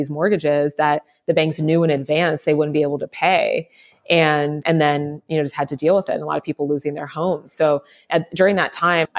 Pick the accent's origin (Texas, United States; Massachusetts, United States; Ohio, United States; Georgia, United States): Ohio, United States; Columbus; I was born here in Columbus, where I am now, the capital of Ohio